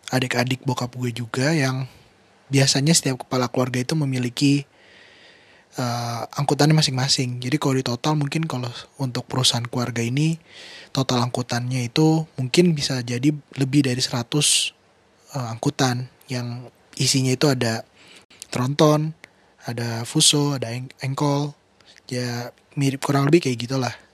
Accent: Bogor, West Java, Indonesia; born there; ya gue lahir di Bogor gue kelahiran tahun 1997

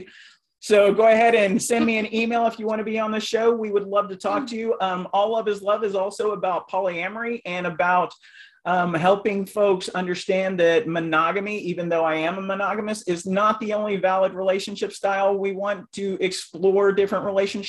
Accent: Oklahoma, United States; moved away; I'm originally from Oklahoma, so I'm still thinking Central Time

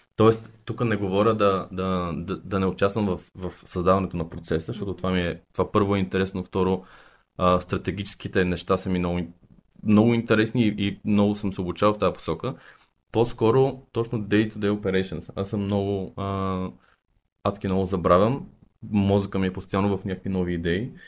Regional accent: Sofia, Sofia City, Bulgaria; born or raised there; also born or lived in Targovishte

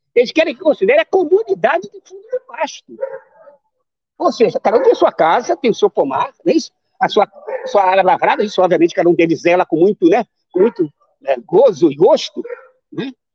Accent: Rio de Janeiro, Brazil; nós que somos cariocas

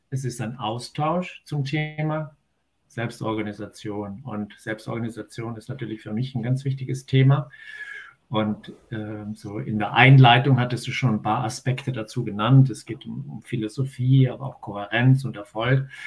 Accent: Tyrol, Austria; now in Germany; Aber da, wo ich natürlich herkomme und wo ich geboren bin, in den Ötztaler Bergen, dort ist Servus natürlich das äh, Begrüßungswort schlechthin.

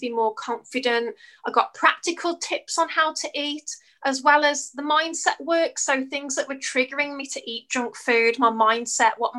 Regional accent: United Kingdom; As you can probably tell by my accent, I'm from the UK.

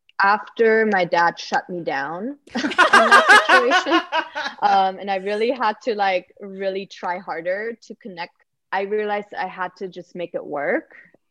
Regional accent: Sweden; English is a second language; So I didn't make any friends besides one person I met that was also from Sweden.

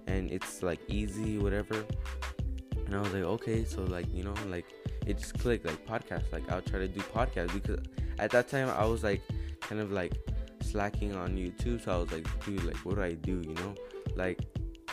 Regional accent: San Diego, California, United States; now in Riverside, United States; I'm from San Diego

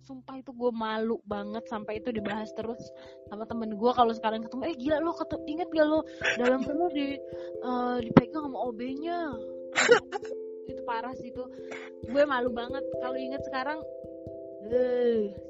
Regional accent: Lampung, Indonesia; gue dari Lampung kan jauh ya

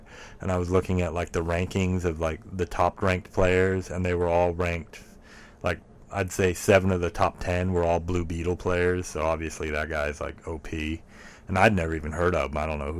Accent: Worcester, United States; the town I grew up in Worcester, which is a town no one should know where it is. It's where my mom still lives. There's, like... it's like 2,000, 3,000 people that live there

